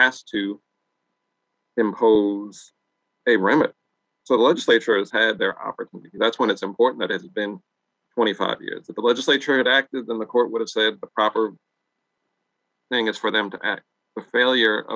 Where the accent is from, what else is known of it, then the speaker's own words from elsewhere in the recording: New Jersey, United States; moved away; I'm from New Jersey